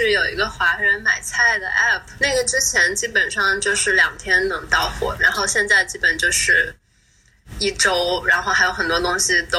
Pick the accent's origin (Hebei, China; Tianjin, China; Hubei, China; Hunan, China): Hubei, China; Wuhan; now in San Francisco Bay Area, United States; 我是武汉的嘛， 哦， 然后我家人都在武汉